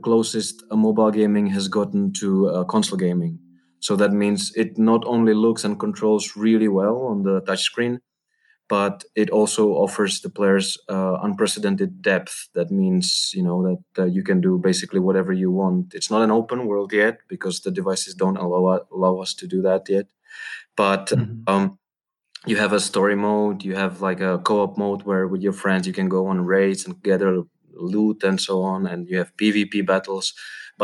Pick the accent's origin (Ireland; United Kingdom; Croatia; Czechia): Czechia; I'm from Czech Republic.